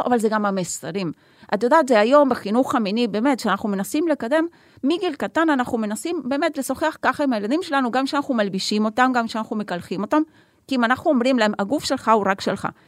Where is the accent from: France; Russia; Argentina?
Argentina; now in Haifa, Israel